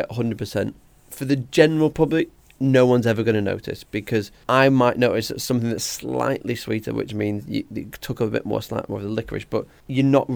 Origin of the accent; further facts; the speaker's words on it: Blackpool, North West England, United Kingdom; moved away as an adult; now in Manchester, United Kingdom; I grew up in Blackpool.